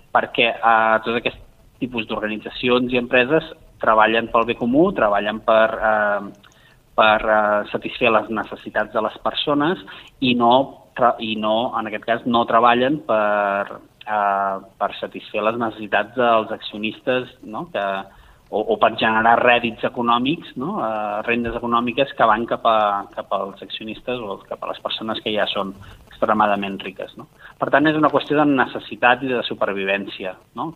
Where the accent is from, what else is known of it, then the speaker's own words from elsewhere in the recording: Valls, Catalonia, Spain; a la meva ciutat, jo sóc de Valls